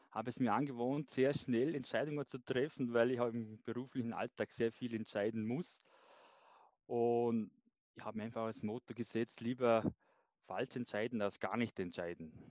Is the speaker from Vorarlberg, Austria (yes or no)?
yes; Vorarlberg, Austria; äh, komme aus dem schönen Vorarlberg, aus dem westlichen Bundesland in Österreich. Bin 35 Jahre alt